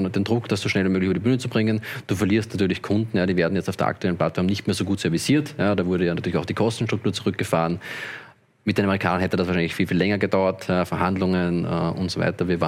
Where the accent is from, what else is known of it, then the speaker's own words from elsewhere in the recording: Austria; wenn ich als Österreicher auf Binance trader, dann muss Binance alle Daten an die französischen Behörden melden und die französischen müssen das teilen mit den österreichischen.